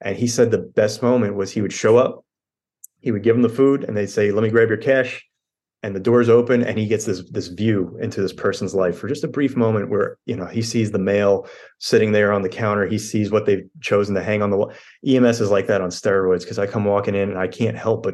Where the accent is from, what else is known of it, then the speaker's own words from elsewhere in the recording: Long Island, New York, United States; moved away as an adult; also born or lived in Queens, New York; now in South Carolina, United States; I grew up on Long Island